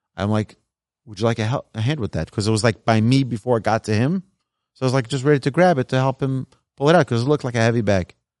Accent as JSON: {"language": "English", "region": "New York", "country": "United States", "tie": "born or raised there", "also_born_or_lived": "Jerusalem", "moved": "as an adult", "lives_now": "Texas, United States", "said": "raised in New York"}